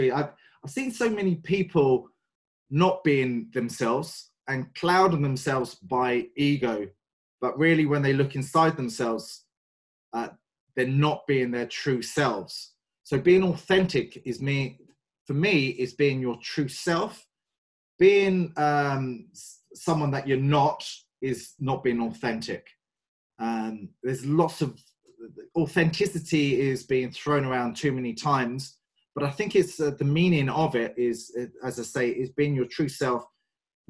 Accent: London, United Kingdom; moved away as an adult; now in Ireland; I'm very English. I've been in Ireland for the last 15 years and originally from just from the outskirts of North London.

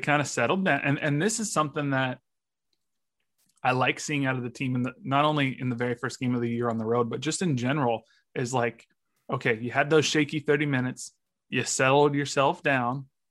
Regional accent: United States; I'm an American

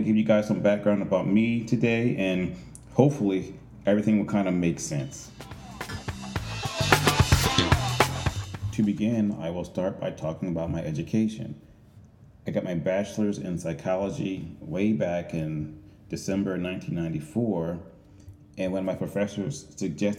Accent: Chester, Pennsylvania, United States; moved away as an adult; also born or lived in Manhattan, New York; I moved back to Chester, Pennsylvania, which is my hometown

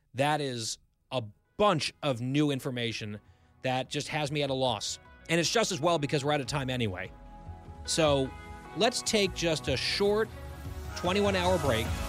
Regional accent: United States; as an American

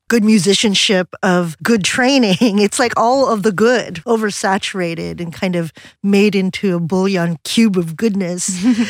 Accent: Philippines; moved away; I was a kid growing up in the Philippines

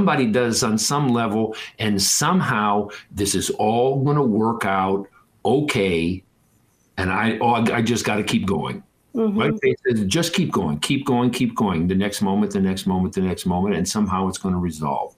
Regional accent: Detroit, Michigan, United States; I grew up in Detroit

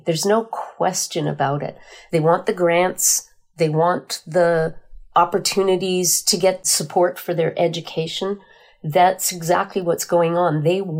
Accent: Red River, Manitoba, Canada; And I was born on the banks of the Red River, so I'm your classic Red River Métis. I'm also a member of the Manitoba Métis Federation.

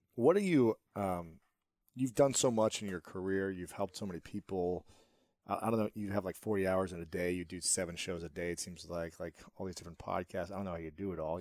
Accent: Ohio, United States; moved away as an adult; also born or lived in New York City; now in Los Angeles, United States; I'm from Ohio

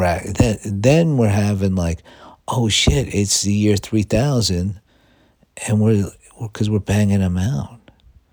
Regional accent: United States; I'm an American

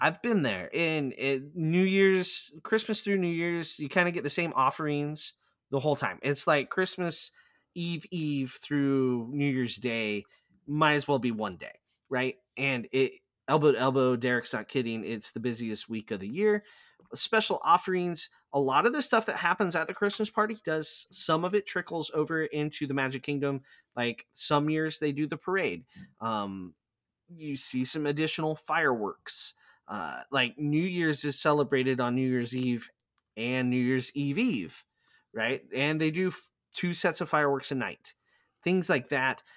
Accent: Plattsmouth, Nebraska, United States; I am currently a race director for a fundraiser here in my hometown

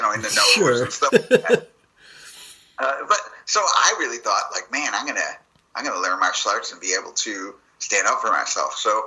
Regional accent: Chicago, Illinois, United States; because I'm from Chicago

